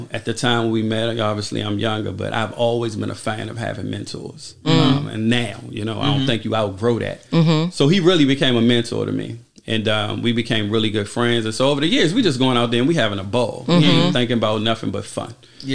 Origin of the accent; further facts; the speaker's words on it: Washington, District of Columbia, United States; I'm from Southeast D.C.